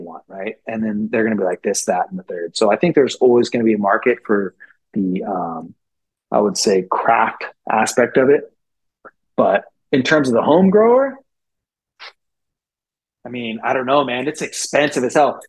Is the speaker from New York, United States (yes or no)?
no; San Francisco Bay Area, California, United States; I grew up in the Bay Area, so it's like San Francisco Bay Area